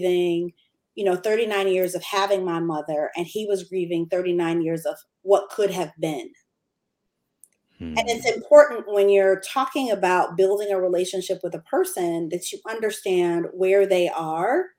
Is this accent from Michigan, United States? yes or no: yes; Michigan, United States; moved away as an adult; now in Atlanta, United States; From Michigan. We were living in Michigan.